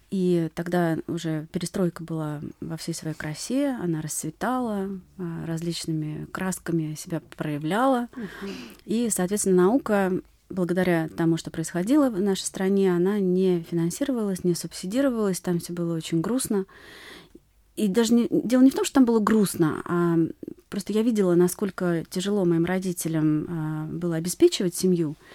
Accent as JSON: {"language": "Russian", "region": "Saint Petersburg", "country": "Russia", "tie": "born or raised there", "said": "я сама родилась и выросла в Петербурге, в прекрасном городе."}